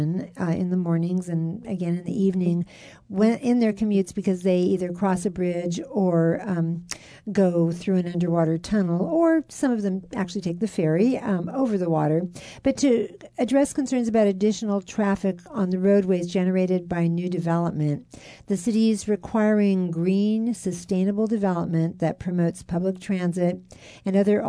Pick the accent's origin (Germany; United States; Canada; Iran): United States; Alameda, California; I grew up in Alameda, and when I grew up, the Naval Air Station was still fully operational